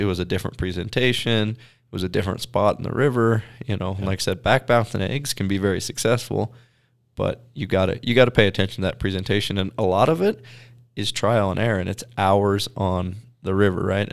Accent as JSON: {"language": "English", "region": "Pacific Northwest", "country": "United States", "tie": "born or raised there", "said": "growing up in the Pacific Northwest"}